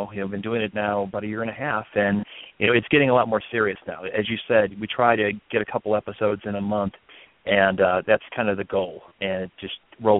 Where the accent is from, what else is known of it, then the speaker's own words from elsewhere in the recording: Chicago, Illinois, United States; being an American, living in Chicago